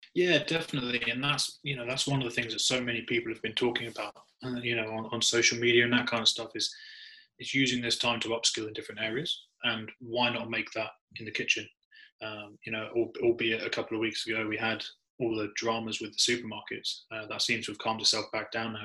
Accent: United Kingdom; as a Brit

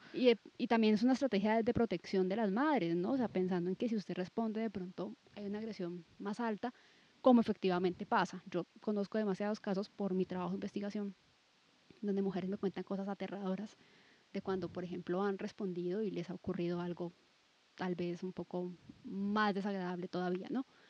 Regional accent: Cali, Valle del Cauca, Colombia; Pues yo soy de Cali, viví en Cali muchísimo tiempo, luego me fui, pero luego regresé también

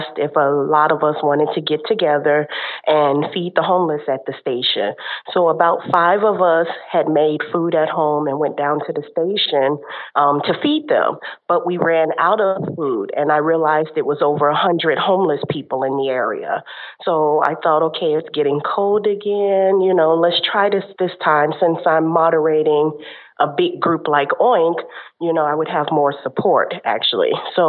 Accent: Chicago, Illinois, United States; moved away as an adult; now in South Korea; I'm from Chicago originally, and I'm out here in Korea teaching English

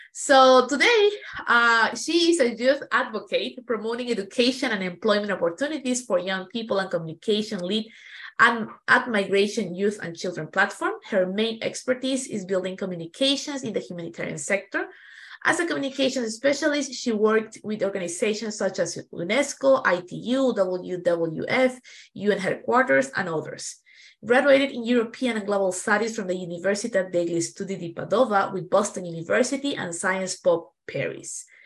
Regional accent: Peru; moved away; I come from Peru where driving it's like an adventure

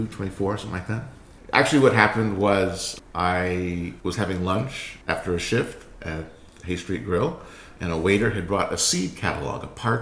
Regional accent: Berkeley, California, United States; I grew up in Berkeley. Obviously, we didn't have a farm there.

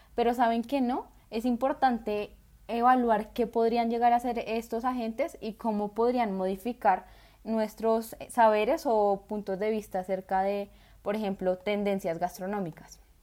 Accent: Colombia; yo no elegí ser colombiana

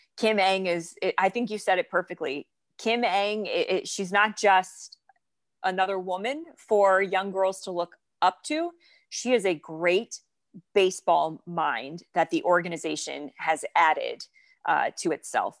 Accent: North Florida, United States; I grew up in Florida, in North Florida

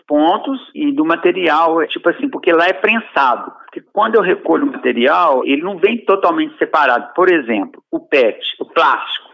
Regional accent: interior of Minas Gerais, Brazil; moved away; also born or lived in Rio de Janeiro; É uma cidade aqui do interior de Minas, onde eu nasci aqui, mas eu morei muito tempo aí no Rio, morei 11 anos no Rio. E quando eu voltei para a cidade

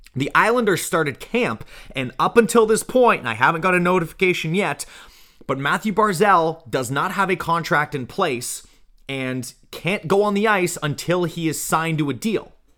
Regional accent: Canada; being a Canadian

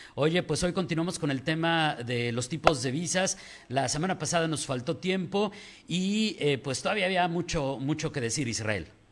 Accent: Mexico; nosotros como mexicanos estamos muy acostumbrados

